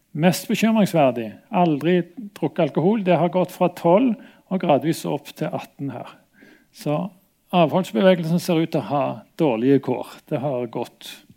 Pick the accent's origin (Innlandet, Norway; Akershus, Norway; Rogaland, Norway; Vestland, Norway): Rogaland, Norway; Stavanger; moved away; also born or lived in Bergen; jeg kom fra Stavanger